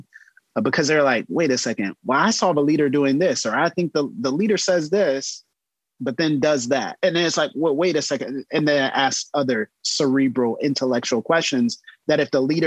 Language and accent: English; the South, United States; a Southern pastor's kid